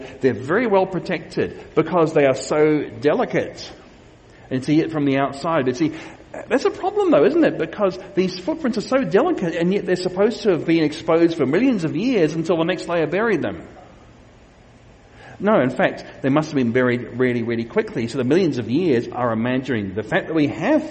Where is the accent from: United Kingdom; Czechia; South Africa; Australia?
Australia; Queensland; these are from my home state of Australia, of Queensland in Australia